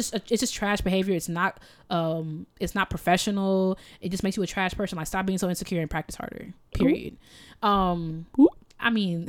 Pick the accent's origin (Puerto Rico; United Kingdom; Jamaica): Jamaica; I'm so Jamaican.